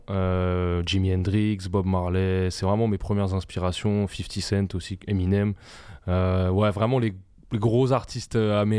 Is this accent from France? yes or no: yes; Brunoy, Île-de-France, France; Ma mère est française, mon père est tunisien, et donc moi je suis, moi, je suis né euh, en France